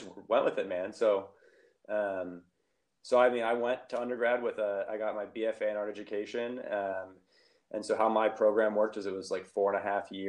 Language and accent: English; Ohio, United States; moved away as an adult; also born or lived in Illinois / Chicago / Oakland; now in Sacramento, United States; I'm originally from the Midwest. I grew up in Ohio, went to school, undergrad in Ohio